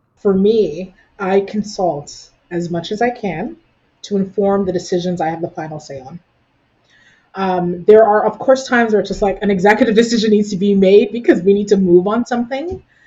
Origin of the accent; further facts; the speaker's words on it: Canada; now in Ottawa, Canada; What being Canadian for me looks like it very much so involves elements of uh, my parents and the, the culture that they taught me as I grew up